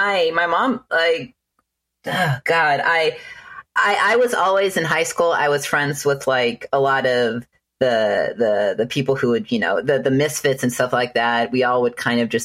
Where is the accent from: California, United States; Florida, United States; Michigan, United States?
California, United States; Inland Empire, Southern; now in Texas, United States; I'm from Southern California. I'm from the Inland Empire